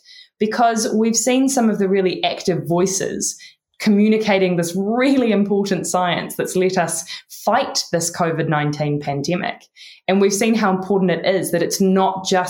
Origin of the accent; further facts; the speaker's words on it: New Zealand; accent: Kiwi; My Kiwi accent